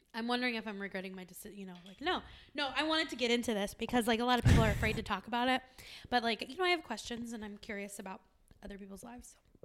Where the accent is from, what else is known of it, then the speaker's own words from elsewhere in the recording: San Diego, California, United States; now in Arizona, United States; I'm from San Diego